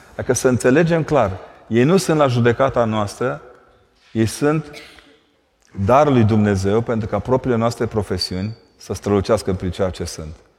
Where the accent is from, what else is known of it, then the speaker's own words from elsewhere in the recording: Brașov, Brașov County, Romania; also born or lived in Vâlcea County; eu sunt brașovean, la mine când te uitai spre munți